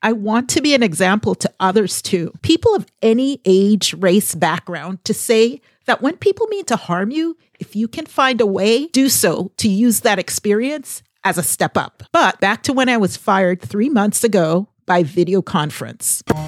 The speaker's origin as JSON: {"language": "English", "town": "Boston", "region": "Massachusetts", "country": "United States", "said": "I am from the Boston area"}